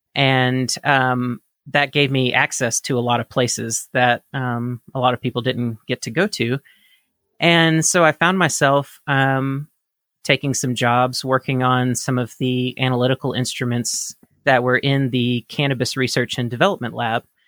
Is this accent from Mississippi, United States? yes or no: yes; Mississippi, United States; I grew up in Mississippi, the state of Mississippi in the United States